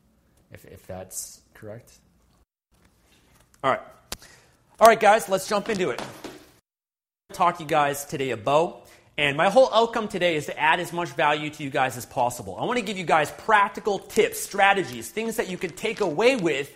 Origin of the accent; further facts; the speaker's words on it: Canada; also born or lived in Vancouver, British Columbia; Fellow Canadians, I'm joining in from Vancouver, British Columbia